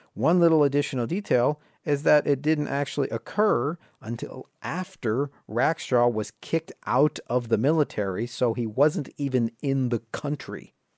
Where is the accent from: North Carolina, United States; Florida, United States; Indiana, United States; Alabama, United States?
Indiana, United States; my home state of Indiana